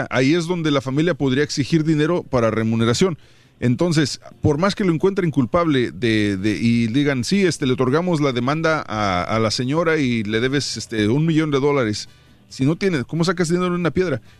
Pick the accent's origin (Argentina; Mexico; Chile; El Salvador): El Salvador; San Miguel; de San Miguel.